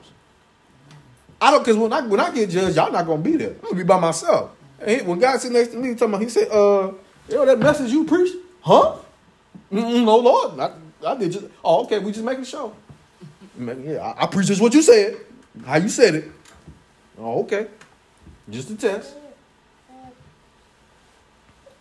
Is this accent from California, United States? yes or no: no; Chicago, Illinois, United States; I was born in Chicago